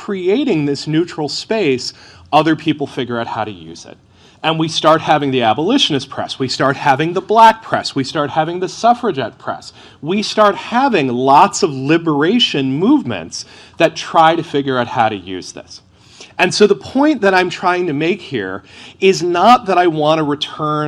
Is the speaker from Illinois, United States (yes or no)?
no; Massachusetts, United States; my home state of Massachusetts